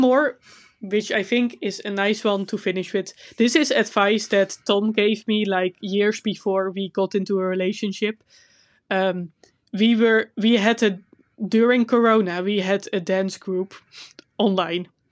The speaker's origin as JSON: {"language": "English", "country": "Netherlands", "accent": "Dutch", "second_language": "English", "said": "my Dutch accent is terrible."}